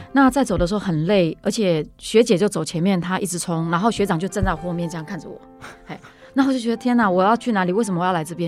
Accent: Taipei, Taiwan; 因为我从小在台北长大哈

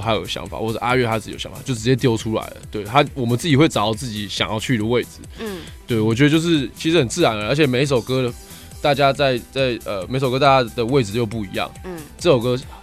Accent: Taipei, Taiwan; 我曾经在木栅住过一段时间

